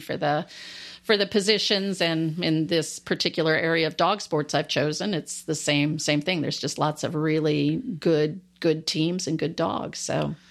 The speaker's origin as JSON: {"language": "English", "region": "Alaska", "country": "United States", "tie": "born or raised there", "also_born_or_lived": "Landstuhl, Germany / Washington State", "moved": "yes", "said": "growing up in Alaska, I grew up in the outdoors a lot"}